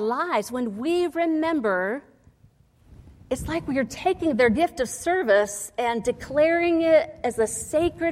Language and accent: English; Oklahoma, United States; I was from Oklahoma